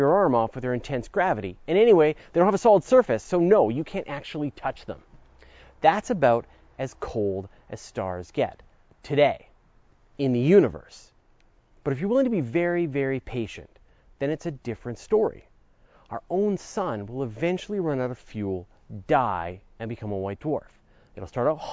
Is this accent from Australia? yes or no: no; Canada; accent: Canadian; If you've heard me say oot and a boot, you know I'm a Canadian. And we Canadians are accustomed to a little cold.